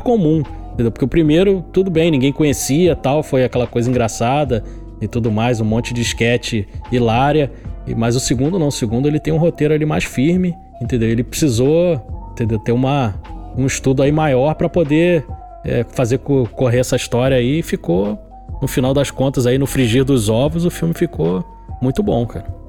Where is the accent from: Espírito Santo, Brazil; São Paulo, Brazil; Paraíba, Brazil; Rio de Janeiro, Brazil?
Rio de Janeiro, Brazil; que sou do Rio de Janeiro